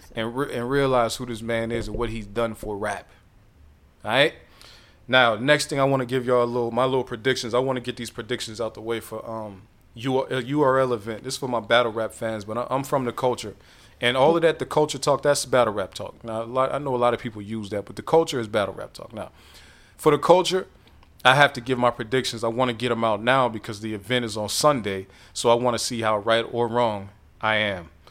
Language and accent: English; Midwest, United States; I'm from the Midwest